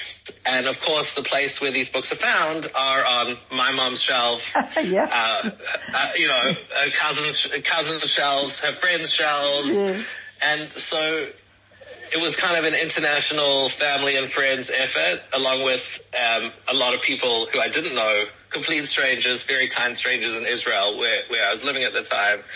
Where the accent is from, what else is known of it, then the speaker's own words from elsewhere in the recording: South Africa; now in United States; as South African Jews, we all understand that most of us are Litvaks